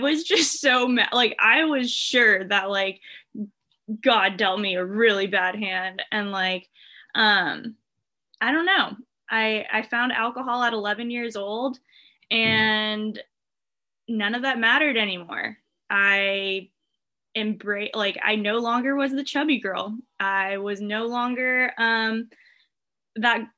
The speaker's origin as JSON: {"language": "English", "town": "Irvine", "region": "California", "country": "United States", "tie": "born or raised there", "said": "I grew up in Irvine, California"}